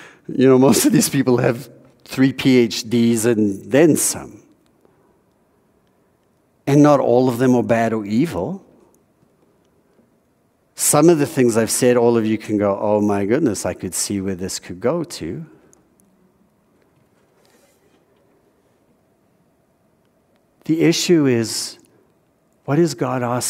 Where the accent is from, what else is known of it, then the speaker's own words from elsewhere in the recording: South Africa; moved away; Growing up in South Africa